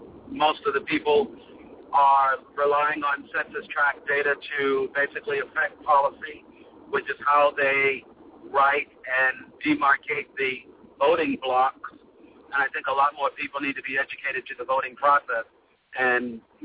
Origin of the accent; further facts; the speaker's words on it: Boston, Massachusetts, United States; now in Miami, United States; Well, I'm originally from Boston, but I live in Miami, and I speak fluent Spanish.